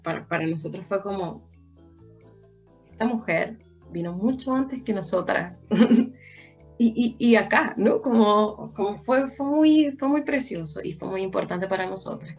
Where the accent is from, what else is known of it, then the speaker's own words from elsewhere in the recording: Venezuela; now in Chile; nosotras siendo venezolanas